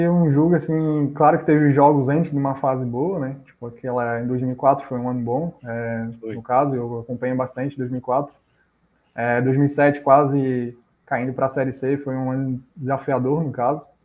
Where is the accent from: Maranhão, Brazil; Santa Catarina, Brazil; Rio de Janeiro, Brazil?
Santa Catarina, Brazil; Florianópolis; eu morava, cresci ali no bairro do Jardim Atlântico